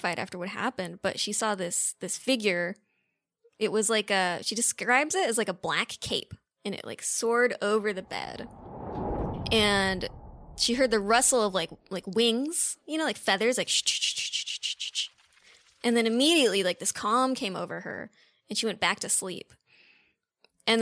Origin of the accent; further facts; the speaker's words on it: Redondo Beach, California, United States; I'm from Redondo Beach, California